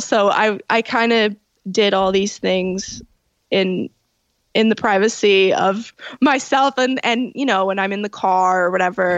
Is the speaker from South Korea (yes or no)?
no; Toronto, Ontario, Canada; I was born in Toronto at you know Toronto General and I I grew up in the Italian area at St. Clair and Dufferin